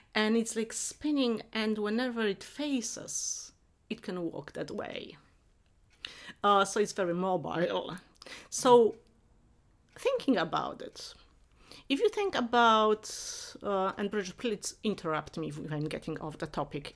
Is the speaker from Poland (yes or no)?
yes; Silesian Voivodeship, Poland; moved away; I grew up in Poland, but in not in main part of Poland, but in Upper Silesia, where different traditions, uh, Polish, German, Czech, and Silesians mixed.